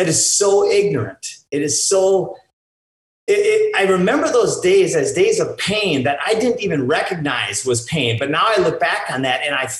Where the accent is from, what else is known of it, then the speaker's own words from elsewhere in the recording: Minnesota, United States; I grew up in Minnesota